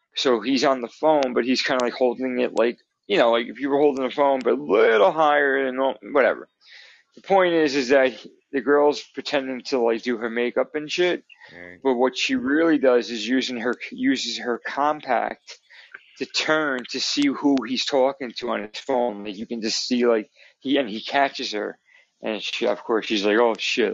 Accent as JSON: {"language": "English", "region": "New Jersey", "country": "United States", "said": "I'm from New Jersey"}